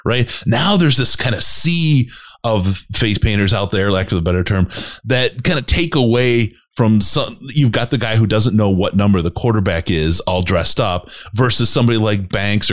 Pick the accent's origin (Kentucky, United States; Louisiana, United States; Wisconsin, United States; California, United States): Wisconsin, United States; Green Bay; I grew up in Green Bay, and I'm not a Green Bay fan.